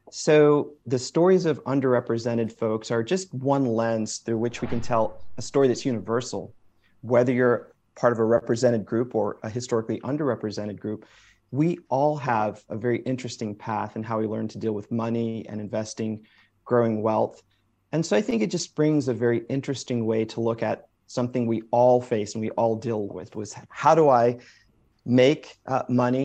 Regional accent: Springfield, Massachusetts, United States; I was born in Springfield, Massachusetts, so first generation uh, American

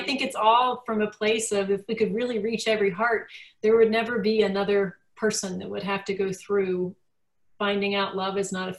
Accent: United Kingdom; Like we have a joke that I'm too British to be funny.

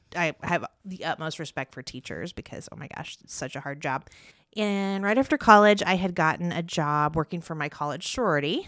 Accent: Parker City, Indiana, United States; also born or lived in Muncie, Indiana; now in Yorktown, United States; I grew up in Parker City

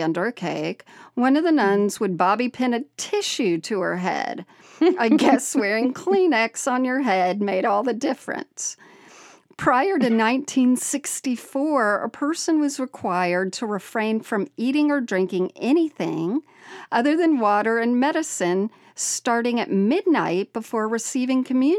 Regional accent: Indiana, United States; I grew up Catholic in Northeast Indiana and went to Catholic school for 12 years in the 60s and 70s.

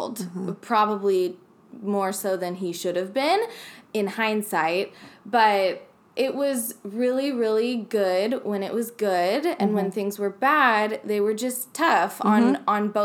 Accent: Fresno, California, United States; moved away; also born or lived in Highland Park / Orange County; my hometown of Fresno

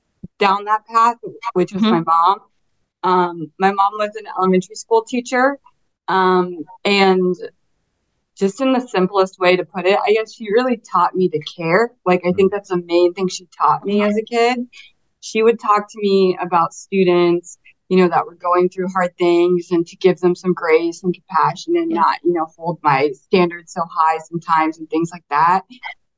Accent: Crystal River, Florida, United States; I am from Crystal River, Florida.

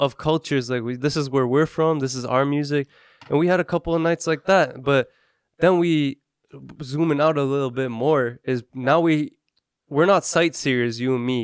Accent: Canada; We're from Canada

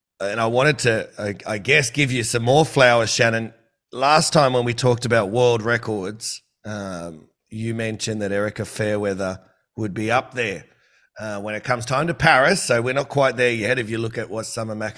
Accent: Campbelltown, New South Wales, Australia; I grew up in Campbelltown

